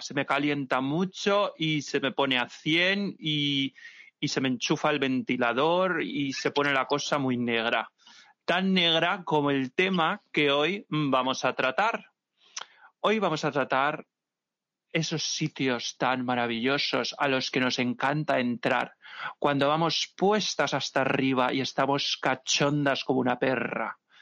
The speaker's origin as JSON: {"language": "Spanish", "town": "Santa Pola", "region": "Valencian Community", "country": "Spain", "moved": "yes", "said": "mi tierra, en Santa Pola, Alicante"}